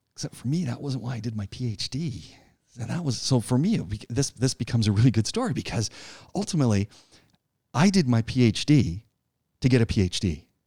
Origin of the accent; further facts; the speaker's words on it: Ajax, Ontario, Canada; moved away as an adult; also born or lived in Ottawa / Montreal; I grew up outside of Toronto in a town called Ajax